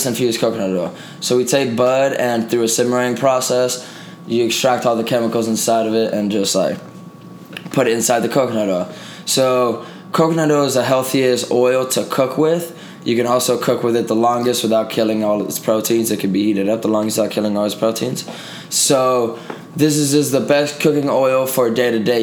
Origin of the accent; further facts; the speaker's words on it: Puerto Rico; moved away as an adult; now in Las Vegas, United States; I was born in Puerto Rico originally, but I've been out here for 10 years, going on 11 years now